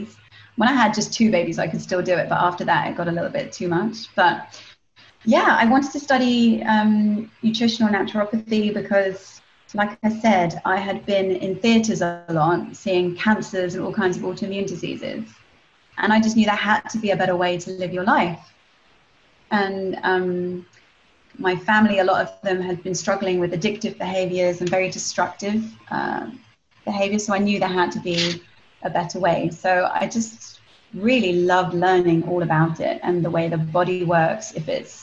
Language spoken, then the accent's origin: English; England, United Kingdom; moved away as an adult; also born or lived in Spain / Costa Rica; my mum's German and my dad was Scottish, but we grew up in England